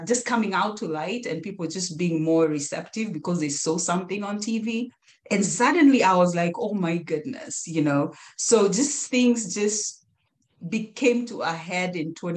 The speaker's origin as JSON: {"language": "English", "country": "Kenya", "tie": "born or raised there", "moved": "as an adult", "lives_now": "United States", "said": "my husband and I are Kenyans, we're Kenyan Americans, we born, raised, brought up in Kenya"}